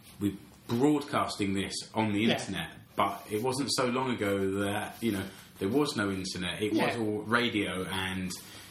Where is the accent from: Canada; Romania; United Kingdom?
United Kingdom; England; now in Finland; I'm an Englishman abroad